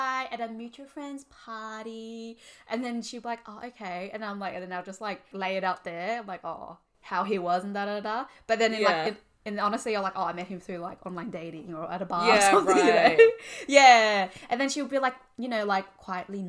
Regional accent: Australia; we're firstborn Australian Vietnamese

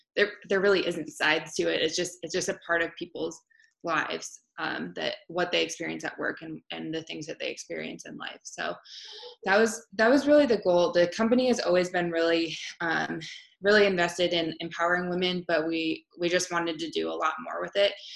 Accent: Marshalltown, Iowa, United States; it was my hometown

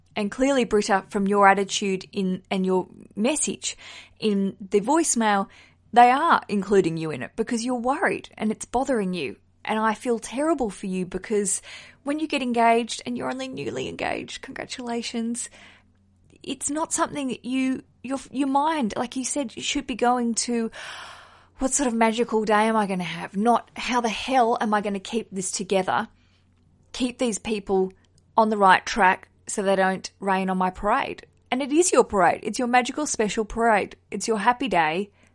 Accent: Australia; now in London, United Kingdom; I'm an Australian who lives in London under the Heathrow Airport flight path

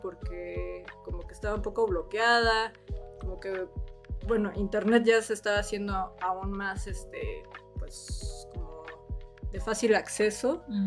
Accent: Mexico City, Mexico; yo soy de la Ciudad de México

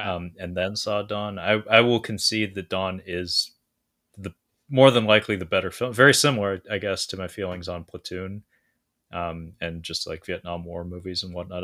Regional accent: Washington, United States; from Aberdeen, Washington, uh, not my hometown, but my home state

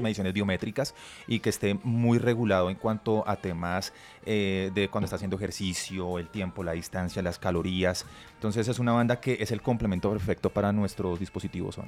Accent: Colombia; somos, colombianos

